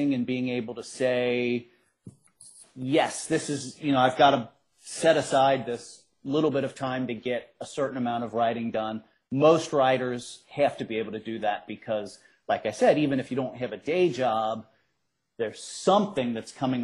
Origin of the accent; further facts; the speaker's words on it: Cincinnati, Ohio, United States; so I grew up in Cincinnati. I grew up on the west side of Cincinnati